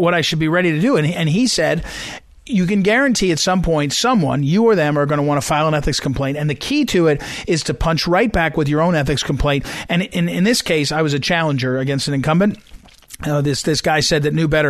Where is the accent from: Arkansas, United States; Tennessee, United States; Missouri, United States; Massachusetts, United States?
Missouri, United States; my home state